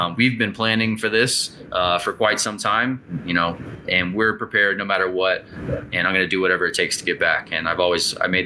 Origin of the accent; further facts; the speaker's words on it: United States; as an American, that's what I was raised on